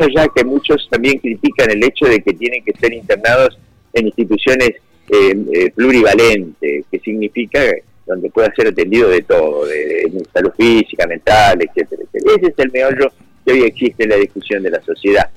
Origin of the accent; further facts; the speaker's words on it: Argentina; somos los argentinos los que no nos, quizás no podemos resolver acomodando las cosas internamente